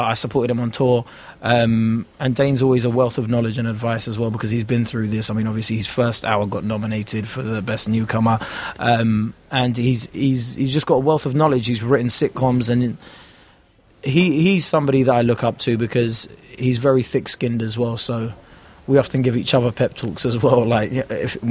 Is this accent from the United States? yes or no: no; London, United Kingdom; where I grew up was great, because I was amongst so many different cultures